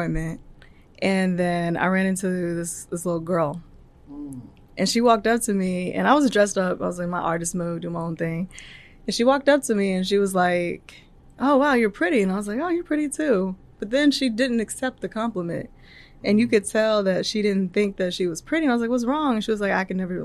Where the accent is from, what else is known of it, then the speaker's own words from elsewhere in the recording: Terrell, Texas, United States; I'm from Terrell, Texas